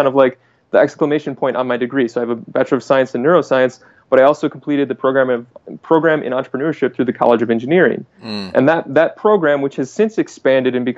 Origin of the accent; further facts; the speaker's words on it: Michigan, United States; So I'm in Michigan right now and I'm from Michigan